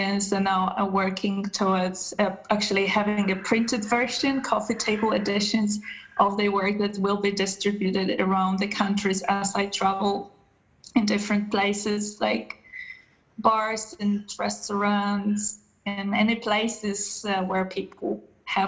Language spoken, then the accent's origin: English; Poland; moved away as an adult; now in Germany; I'm originally from Poland.